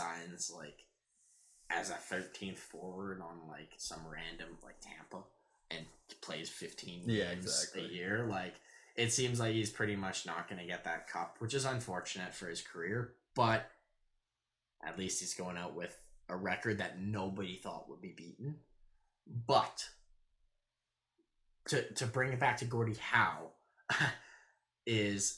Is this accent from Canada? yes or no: yes; Saskatchewan, Canada; I'm from Saskatchewan.